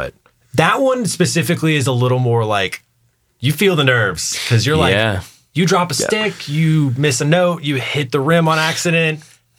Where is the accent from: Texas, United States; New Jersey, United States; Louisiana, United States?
Texas, United States; Fort Worth; also born or lived in moved around as a child; So moved around a lot as a kid, but mostly from Texas.